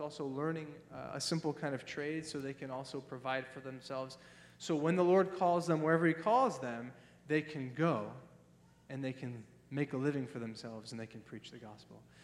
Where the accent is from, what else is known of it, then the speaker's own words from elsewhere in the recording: Ohio, United States; moved away; I'm from Ohio.